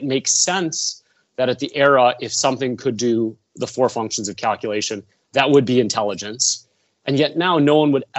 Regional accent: Chicago, Illinois, United States; moved away as an adult; also born or lived in Stanford, California; I'm from the Midwest. I'm from Chicago.

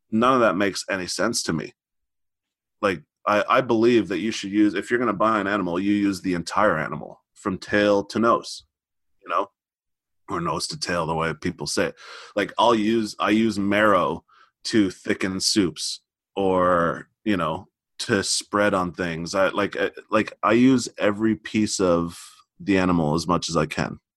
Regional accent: Montreal, Quebec, Canada; I'm from Montreal

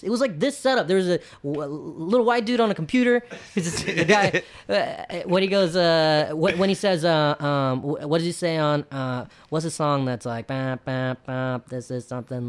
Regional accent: Bennettsville, South Carolina, United States; I'm a Indian kid from Bennettsville, South Carolina

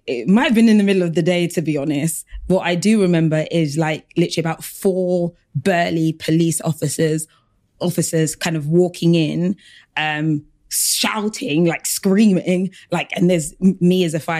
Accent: Battersea, London, United Kingdom; but also I was from South London as well. So I kind of grew up in Battersea and I came from a very diverse school, but I always went back to like a very African home.

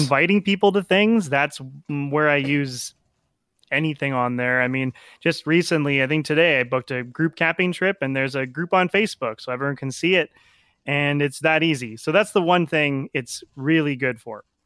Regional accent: St. Albert, Alberta, Canada; also born or lived in Erie, Colorado; born and raised in St. Albert, just outside of Edmonton.

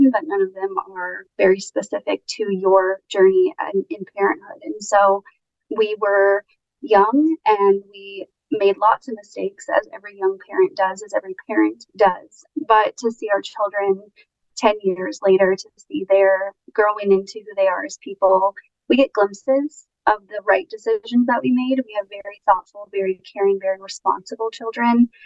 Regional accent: Kansas City, Missouri, United States; City is my hometown, born and raised

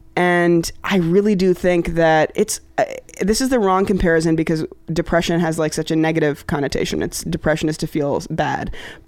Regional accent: Pakistan; I'm here, I'm this Pakistani person that could be a representative of, like, not a terrorist

